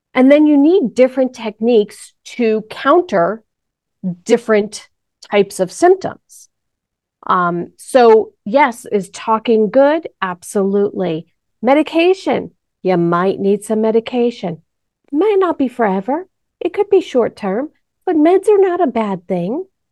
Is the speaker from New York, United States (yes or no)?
yes; New York, United States; moved away; I'm from New York